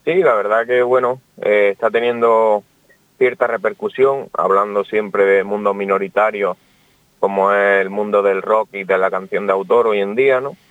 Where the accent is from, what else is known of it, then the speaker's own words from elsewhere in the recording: Almería, Andalusia, Spain; soy de Almería